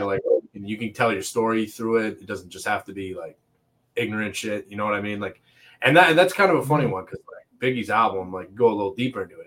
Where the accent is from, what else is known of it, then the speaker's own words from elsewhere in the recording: Toronto, Ontario, Canada; also born or lived in Montreal; now in Oshawa, Canada; I lived in Toronto most of my childhood, and then I moved to Oshawa, which is like Durham region, just hour outside of Toronto, and I've been living there for most mm-hmm. of my mm-hmm. teenage and adult life